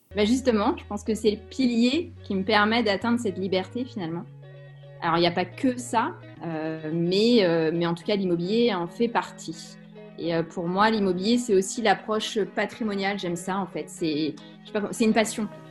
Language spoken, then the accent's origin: French; Saint-Brieuc, Brittany, France; je suis née à Saint-Brieuc, donc dans les Côtes d'Armor. Je suis une bretonne de pure souche